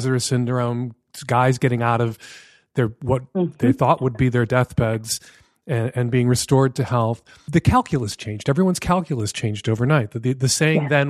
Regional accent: United States; as an American

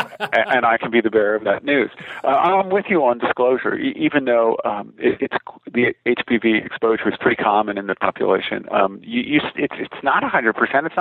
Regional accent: New York, United States; I'm from New York State

